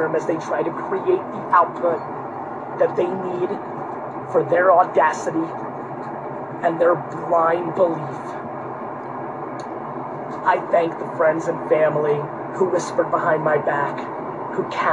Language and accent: English; Edison, New Jersey, United States; born or raised there; English is a second language; also born or lived in Queens, New York / Dover, New Jersey